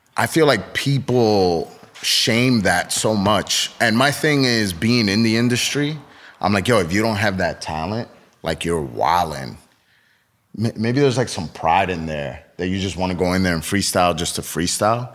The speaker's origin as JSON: {"language": "English", "region": "East Coast", "country": "United States", "tie": "born or raised there", "said": "I grew up in the East Coast"}